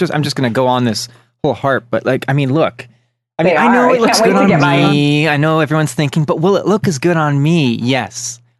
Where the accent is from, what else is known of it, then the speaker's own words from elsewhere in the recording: Canada; I'm from Canada.